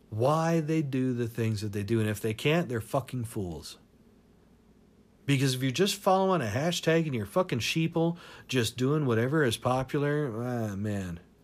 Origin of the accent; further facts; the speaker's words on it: Tacoma, Washington, United States; moved away; also born or lived in Seattle; I grew up in Tacoma and Seattle and everything up in Washington